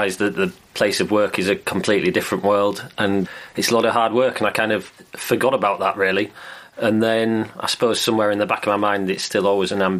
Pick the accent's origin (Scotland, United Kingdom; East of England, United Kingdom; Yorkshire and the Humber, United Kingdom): Yorkshire and the Humber, United Kingdom; Filey; I was brought up in Filey on the North Yorkshire coast